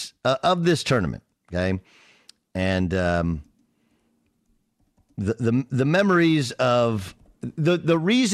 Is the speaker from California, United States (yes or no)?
yes; Orange, California, United States; I grew up in a city called Orange, California, right? City of Orange. And in Orange County